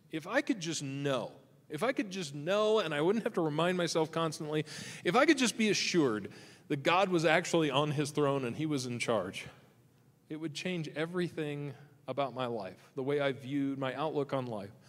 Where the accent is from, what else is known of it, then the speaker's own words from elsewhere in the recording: Michigan, United States; so I can come out here and remember what sunshine feels like because I'm from Michigan. So I, I, I, come out here from Michigan.